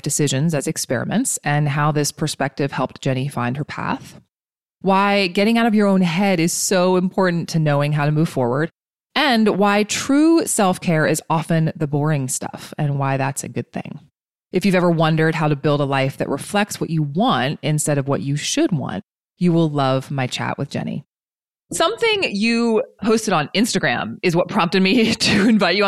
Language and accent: English; East Coast, United States; moved away; We're both from the East Coast